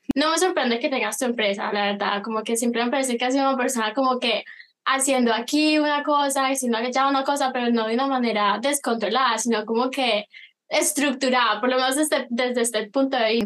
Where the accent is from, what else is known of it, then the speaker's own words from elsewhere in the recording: Colombia; now in United States; yo soy de Colombia, Latinoamérica